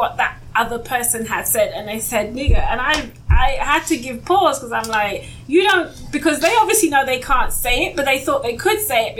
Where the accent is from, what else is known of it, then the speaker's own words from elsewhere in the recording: England, United Kingdom; also born or lived in Jamaica (heritage); I'm English.